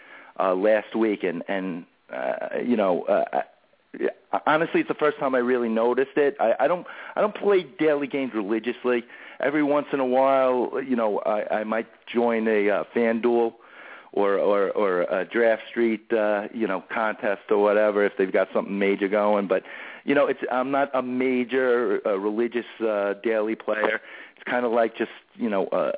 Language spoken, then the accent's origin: English; New York, United States; Being a New Yorker